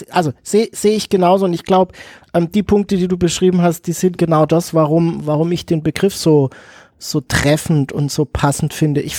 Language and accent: German; Pforzheim, Baden-Württemberg, Germany; ich komme aus Pforzheim, hier haben wir ganz viele Goldschmiede